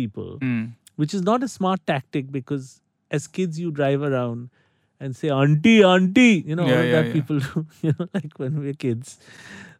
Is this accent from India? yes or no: yes; Kolkata, West Bengal, India; growing up in Calcutta